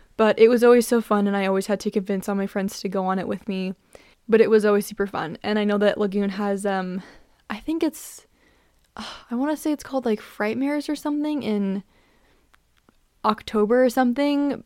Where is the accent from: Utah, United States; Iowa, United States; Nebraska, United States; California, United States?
Utah, United States; I'm from Utah, so I grew up going to this amusement park